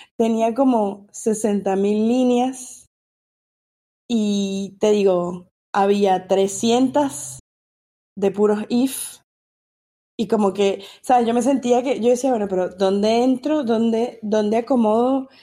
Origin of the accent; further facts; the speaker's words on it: Venezuela; now in United States; soy venezolana, vivo en Estados Unidos